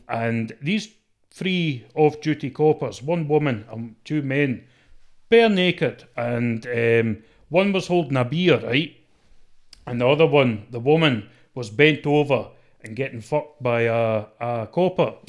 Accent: Scotland, United Kingdom; accent: mixed traveller accent

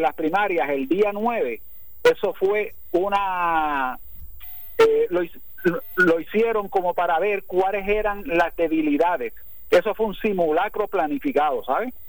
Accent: Ponce, Puerto Rico; el orgullo ponceño a todos nosotros

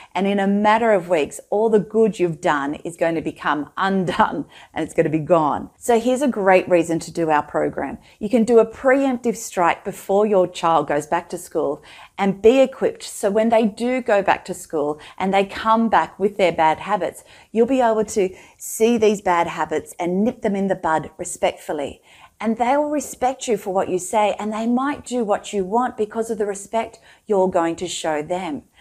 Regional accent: Australia; I'm Australian and living in Australia

